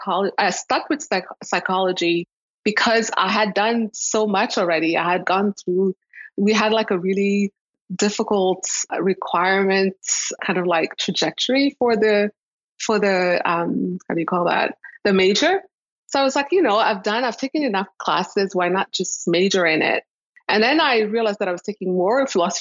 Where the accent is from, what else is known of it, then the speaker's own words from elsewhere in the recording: Rwanda; moved away; also born or lived in Toronto, Canada; I'm from Rwanda. I was born in Rwanda.